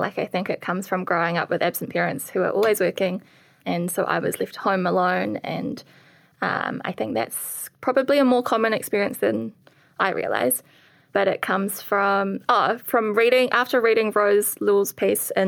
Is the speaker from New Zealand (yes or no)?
yes; New Zealand; born or raised there; accent: Kiwi